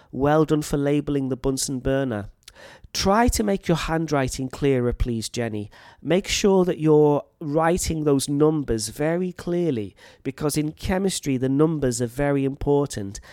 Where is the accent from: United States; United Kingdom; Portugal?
United Kingdom; North Wales; moved away as an adult; now in Thailand; I come from North Wales in the U K, and my accent is quite clear, I think. But there is also a local dialect